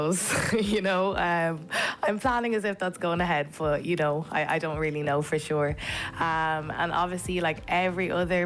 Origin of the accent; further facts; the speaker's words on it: Kildare, Leinster, Ireland; also born or lived in Zimbabwe / Dublin; I was brought up in Kildare